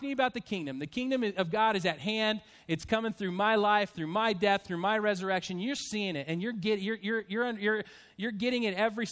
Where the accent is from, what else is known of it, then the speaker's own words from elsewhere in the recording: Spokane, Washington, United States; also born or lived in Stockton, California; I was born in Stockton, California in Sharp Army Depot. And then we moved to Spokane, Washington. And I have an older brother, Mike, and a twin brother, John, and a younger brother, Tom. So there's the four of us with my mom and my dad. And so we grew up in Spokane.